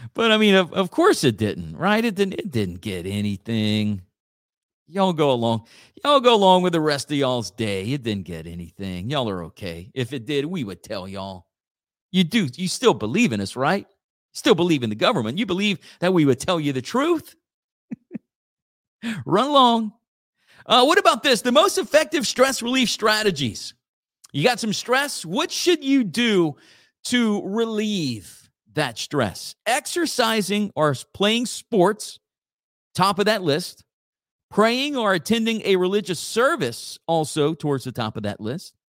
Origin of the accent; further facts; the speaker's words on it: Church Point, Louisiana, United States; my hometown again. Uh, Church Point Community Development Corporation